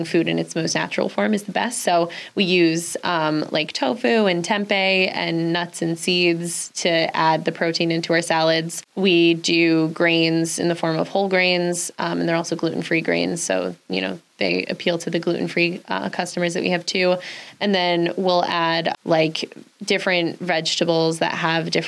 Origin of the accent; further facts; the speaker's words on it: Westchester, New York, United States; moved away as an adult; now in Saratoga Springs, United States; I'm originally from Westchester. My family still lives down there